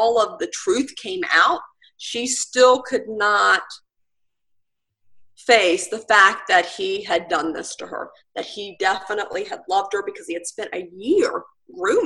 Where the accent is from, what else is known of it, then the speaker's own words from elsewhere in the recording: Virginia Beach, Virginia, United States; now in Currituck County, United States; I grew up in Virginia Beach, in the Chicks Beach area.